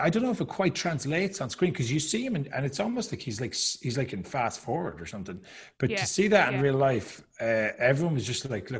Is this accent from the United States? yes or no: no; Ireland; not to trash Irish people because I'm Irish, obviously